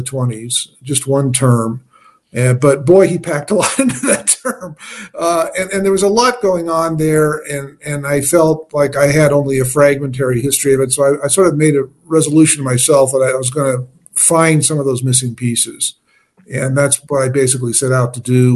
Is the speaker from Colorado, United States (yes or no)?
yes; Denver, Colorado, United States; I grew up in Denver